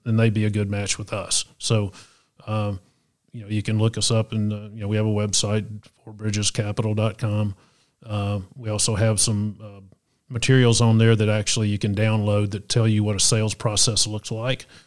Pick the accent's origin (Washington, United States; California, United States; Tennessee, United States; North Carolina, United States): Tennessee, United States; Chattanooga; I grew up here in Chattanooga